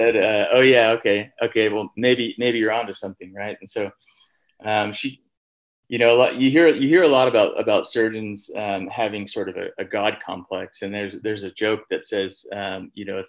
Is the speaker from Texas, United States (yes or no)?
yes; Texas, United States; moved away; I'm from Texas originally.